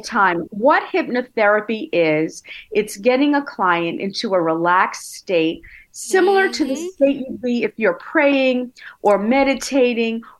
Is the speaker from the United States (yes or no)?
yes; Brooklyn, New York, United States; Born in Brooklyn and went to Nassau Community in Hofstra.